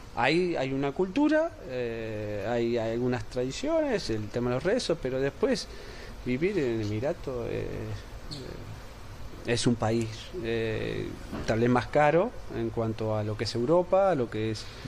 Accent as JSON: {"language": "Spanish", "country": "Argentina", "said": "como argentino"}